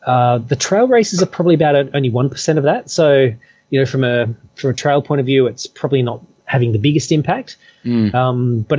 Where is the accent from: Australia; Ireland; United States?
Australia; Perth, Western Australia; now in Hong Kong; You know, I came from Perth, and, you know, there's a lot of flat. There's not really much in the way of hills